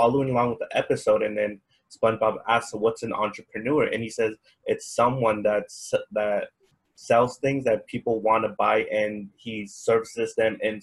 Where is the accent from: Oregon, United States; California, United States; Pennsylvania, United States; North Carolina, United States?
California, United States; Bakersfield; moved away; I was born in Bakersfield, California. So I'm actually far away from home